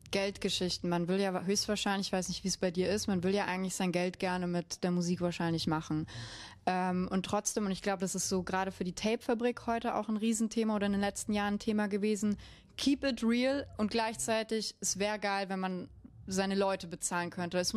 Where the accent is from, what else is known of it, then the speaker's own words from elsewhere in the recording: Munich, Bavaria, Germany; Ich bin Münchner, deswegen darf ich das.